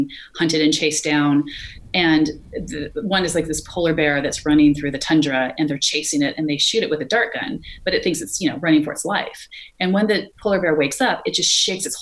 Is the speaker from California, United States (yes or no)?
yes; California, United States; moved away; I'm from California